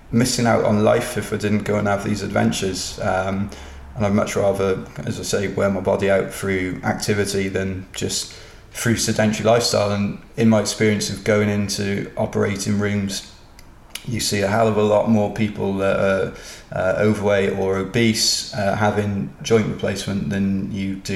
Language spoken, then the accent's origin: English; Cardiff, Wales, United Kingdom; I'm from Cardiff